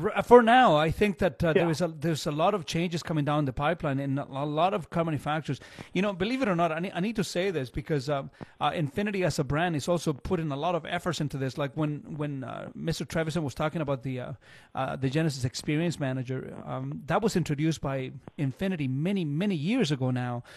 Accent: Chile; now in Canada; I, I grew up in Chile, and it's all metric

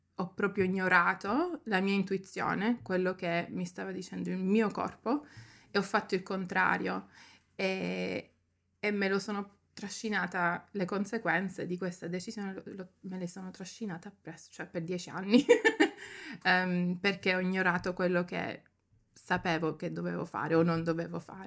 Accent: Germany; moved away as an adult; also born or lived in Sicily, Italy; now in London, United Kingdom; nata in Italia, però cresciuta in Germania e sono scappata da lì

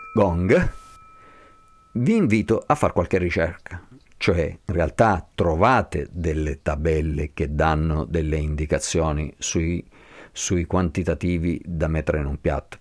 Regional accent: Basel, Basel-Stadt, Switzerland; now in Montagnana, Italy; sono nato e cresciuto a Basilea

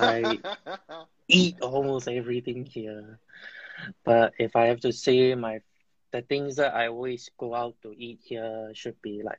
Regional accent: Myanmar; When I was a kid, it's still under the military rule. When I just started school, also, it's under the military rule.

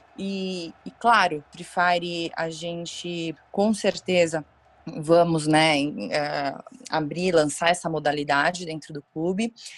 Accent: São Paulo, Brazil; eu sou aqui de São Paulo, meu pai é São Paulino Roxo, eu moro do lado aqui do estádio, enfim, cresci nessa dentro do clube

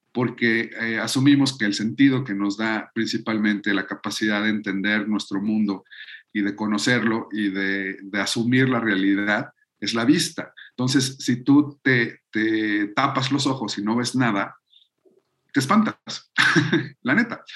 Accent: Mexico; nosotros como mexicanos

